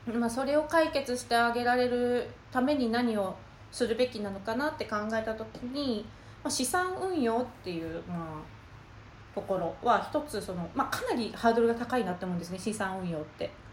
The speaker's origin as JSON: {"language": "Japanese", "region": "Tokushima", "country": "Japan", "also_born_or_lived": "Tokyo / San Francisco", "moved": "as an adult", "said": "もともと東京の大学に、徳島県の土井長から、えー、東京の大学に出てきまして"}